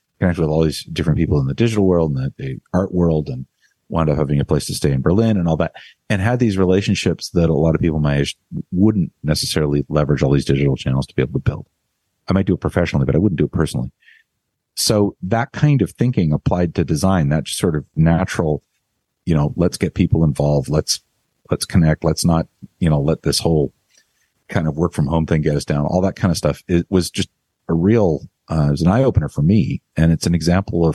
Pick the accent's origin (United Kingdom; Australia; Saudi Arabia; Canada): Canada; now in United States; I'm Canadian